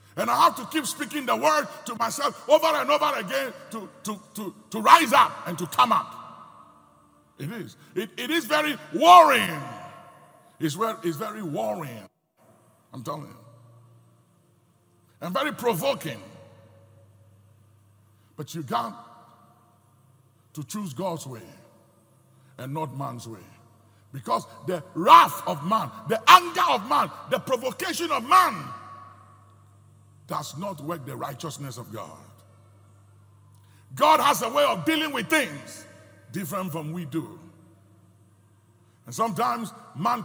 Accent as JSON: {"language": "English", "country": "Ghana", "said": "speaking as a Ghanaian"}